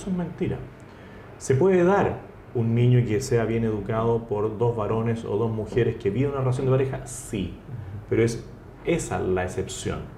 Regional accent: Chile; político chileno por vocación

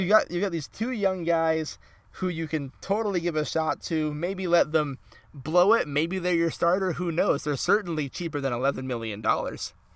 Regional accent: Las Vegas, Nevada, United States; my, my hometown just got our first professional franchise

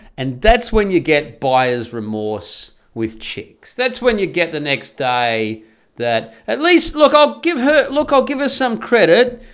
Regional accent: Australia; moved away as an adult; now in Netherlands; I'm Australian and I move to Holland

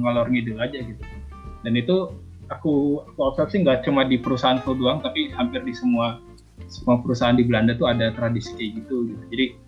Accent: Bandung, West Java, Indonesia; moved away as an adult; also born or lived in Jakarta; now in Netherlands; sebagai anak Bandung yang baru datang di Jakarta

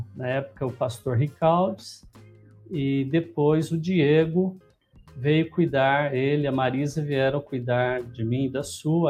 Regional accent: Lins, São Paulo, Brazil; also born or lived in Promissão; Nasci numa cidadezinha aqui ao lado de Lins, chama Promissão, mas vim para Lins com um ano de idade. Então, eu praticamente me considero linense.

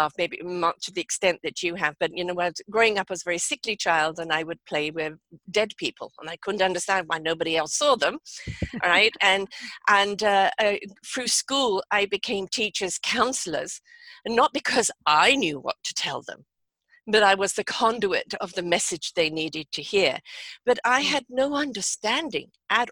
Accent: England, United Kingdom; moved away as an adult; now in Canada; I'm from England myself

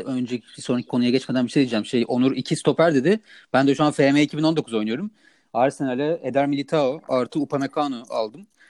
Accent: İzmir, Turkey; ben de İzmirliyim

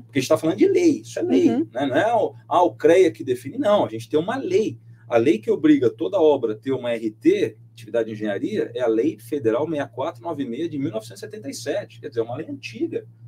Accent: Mogi das Cruzes, São Paulo, Brazil; Mogi das Cruzes, de onde eu sou

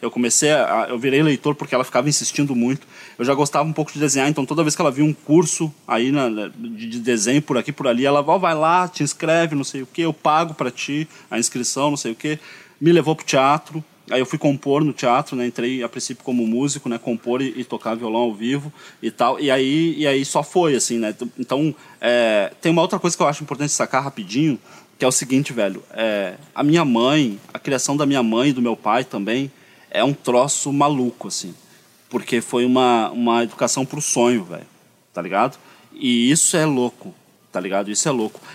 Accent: Porto Alegre, Rio Grande do Sul, Brazil; also born or lived in Pinheiro; Eu nasci no Pinheiro e fiquei ali até uns 5 anos de idade. E aí o meu pai veio trabalhar na Cidade Baixa como zelador, teve que vir morar aqui

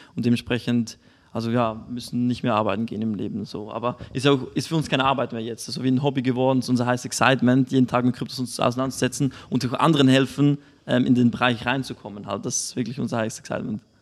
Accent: Switzerland; bei uns in der Schweiz

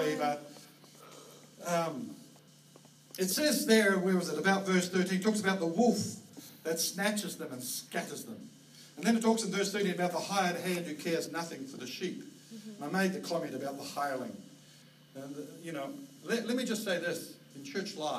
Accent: Australia; also born or lived in New Zealand; now in Vancouver, Canada; Kylie and I come from Australia.

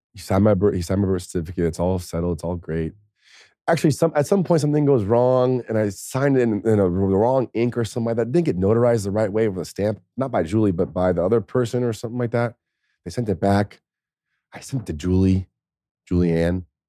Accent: United States; I'm that American guy

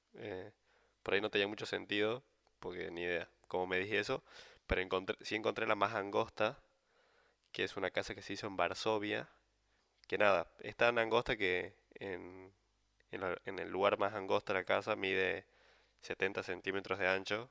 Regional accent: San Miguel de Tucumán, Tucumán, Argentina; moved away as an adult; also born or lived in Buenos Aires; soy de Tucumán, entonces me tuve que venir de Buenos Aires

